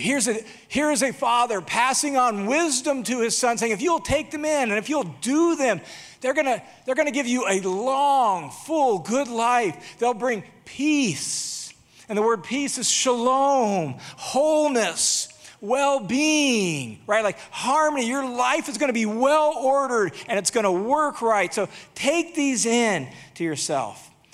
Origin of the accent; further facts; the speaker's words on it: Boise, Idaho, United States; my hometown of Boise, Idaho